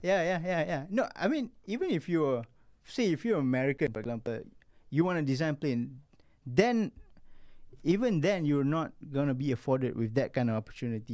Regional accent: Malaysia; being a Malaysian

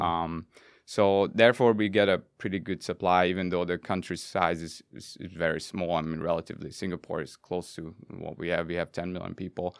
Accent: Budapest, Hungary; moved away; I'm from Budapest, born and raised.

